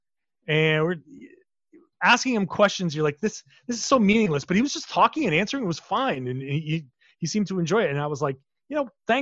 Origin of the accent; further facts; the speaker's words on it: Rhode Island, United States; I grew up in Rhode Island, so I grew up a Celtics fan